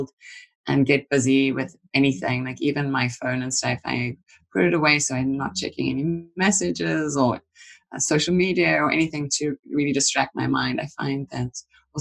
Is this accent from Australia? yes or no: no; South Africa; moved away; since a child, growing up in South Africa, I was fortunate to kind of grow outside of the main city areas